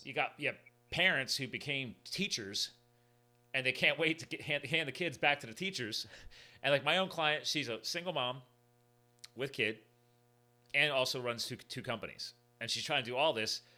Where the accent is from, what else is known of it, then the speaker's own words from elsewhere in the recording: New Jersey, United States; I was born in New Jersey